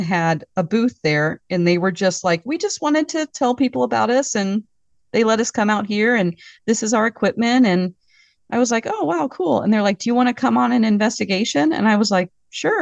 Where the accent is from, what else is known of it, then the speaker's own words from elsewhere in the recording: Southwest Missouri, United States; moved away as an adult; also born or lived in California; now in Minnesota, United States; We're from Southwest Missouri, actually, because my parents moved us from California there. And like when I was, you know, kindergarten. So I feel like I'm a Missourian